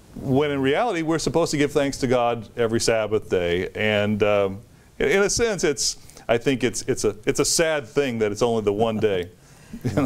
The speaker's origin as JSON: {"language": "English", "country": "United States", "said": "as an American"}